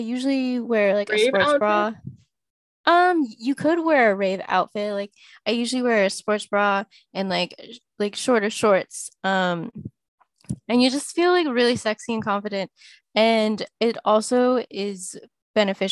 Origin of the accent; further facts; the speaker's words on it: Syracuse, New York, United States; also born or lived in Jiangxi Province, China; now in Boston, United States; I grew up in like upstate New York around Syracuse